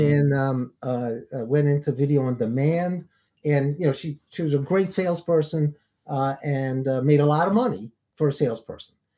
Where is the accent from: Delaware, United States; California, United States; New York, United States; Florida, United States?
New York, United States; New York City; now in Atlanta, United States; I grew up in the projects, actually, uh, in East New York and Brooklyn.